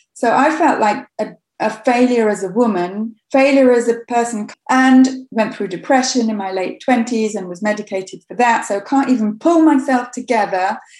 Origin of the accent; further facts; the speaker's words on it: Coventry, West Midlands, United Kingdom; I grew up in Coventry in England